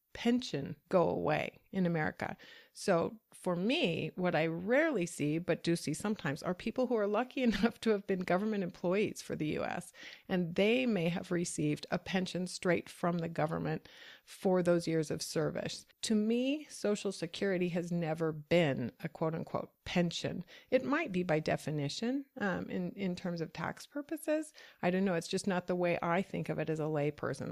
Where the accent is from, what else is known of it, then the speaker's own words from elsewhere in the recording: United States; as an American